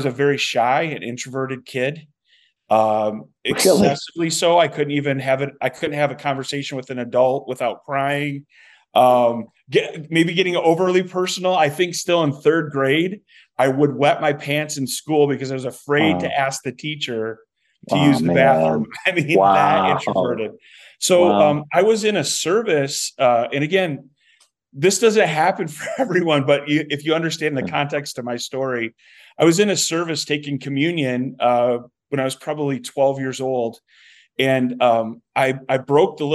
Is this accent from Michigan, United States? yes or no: yes; Saginaw, Michigan, United States; moved away as an adult; also born or lived in Flint, Michigan / White Cloud, Michigan; now in Helena, United States; I was born in Flint, grew up in Saginaw